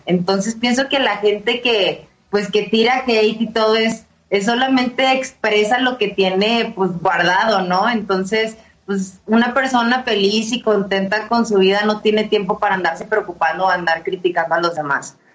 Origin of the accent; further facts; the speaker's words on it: Monterrey, Nuevo León, Mexico; moved away as an adult; now in Mexico City, Mexico; yo soy de Monterrey, vivo acá en, la Ciudad de México, ya voy para los 5 años, pero en ese entonces que estaba en Monterrey